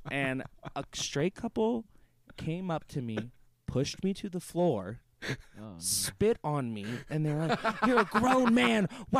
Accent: the South, United States; I'm comfortable with it now, but just in general, you know, growing up in the South.

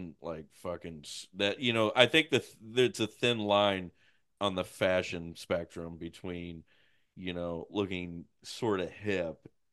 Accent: Puxico, Missouri, United States; my hometown, my home school

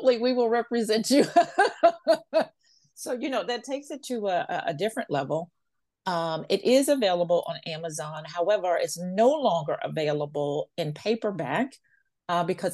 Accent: Washington, District of Columbia, United States; I'm a fourth generation Washingtonian

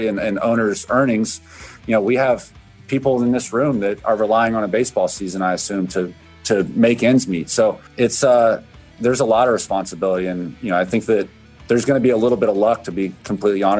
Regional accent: Florida, United States; I'm from Florida. I read my local paper every day

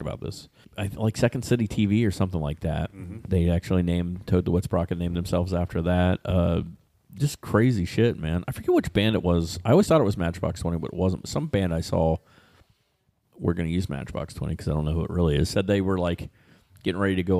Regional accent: Ohio, United States; That's where we're from.

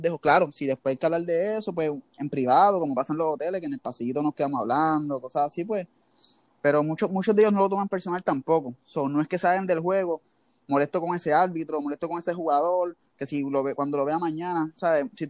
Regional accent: Levittown, Puerto Rico; yo soy de Levitown.

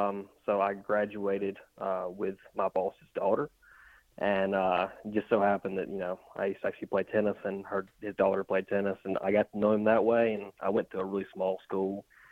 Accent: West Point, Mississippi, United States; I'm actually from my hometown in West Point.

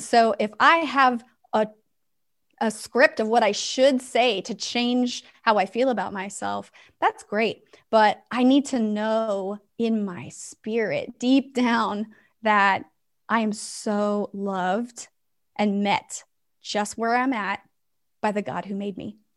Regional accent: West Coast, United States; now in Tennessee, United States; I live in Tennessee, but I'm originally from the West Coast

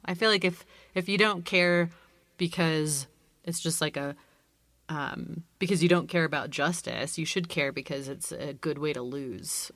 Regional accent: California, United States; I grew up in California, um, and I have two kids. I still live in California

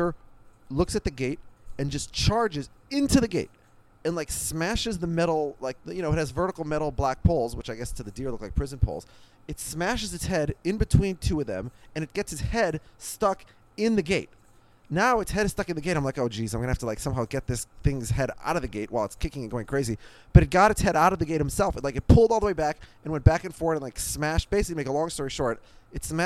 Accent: Minneapolis, Minnesota, United States; now in New Jersey, United States; I grew up in Minneapolis, in a suburb of Minneapolis.

